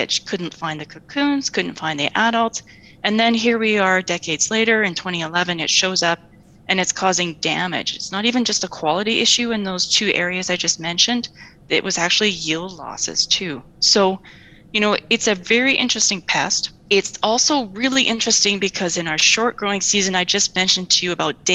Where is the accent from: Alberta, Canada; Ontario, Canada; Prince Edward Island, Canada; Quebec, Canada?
Alberta, Canada; Warner; also born or lived in Peace Region; I grew up in Warner, Alberta